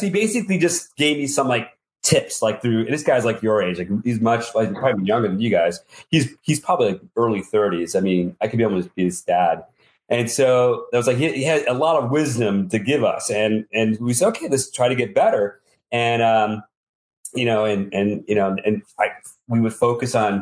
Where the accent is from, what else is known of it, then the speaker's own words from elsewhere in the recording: New York City, New York, United States; accent: nasal city voice; I'm a New Yorker. I was born in the city, and I've got a nasal city voice.